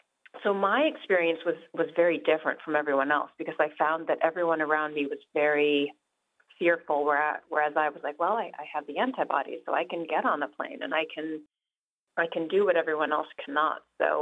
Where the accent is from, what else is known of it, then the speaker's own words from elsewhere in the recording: New York, United States; also born or lived in London / Rio de Janeiro; Yeah, I think I grew up in New York and then London and then Rio, and then we moved back to New York.